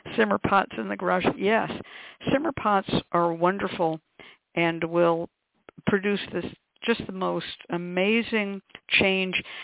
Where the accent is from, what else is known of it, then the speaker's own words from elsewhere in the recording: West Coast, United States; I grew up on the West Coast, and I was taught to burn red onion skins immediately that you peel them off the onion